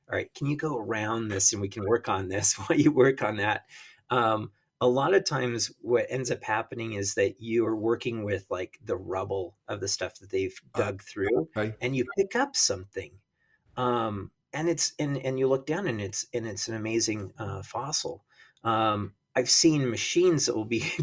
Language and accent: English; Rocky Mountains, United States; when I was a kid, I grew up in the in the Rocky Mountains